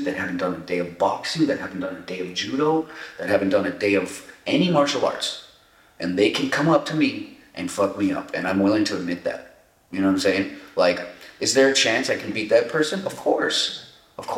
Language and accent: English; Montebello, California, United States; also born or lived in Echo Park, Los Angeles / Santa Barbara; I was born in Echo Park and I grew up in a city called Montebello, which is like southeast LA. And I moved to Santa Barbara when I was like 13